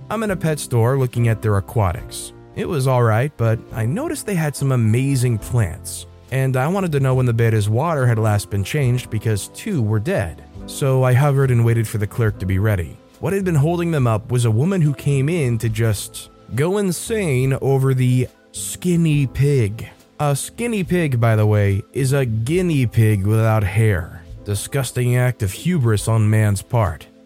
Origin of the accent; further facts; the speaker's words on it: Minnesota, United States; I'm extremely rude compared to the normal hospitality of the South. I'm from Minnesota, where people are polite by curt.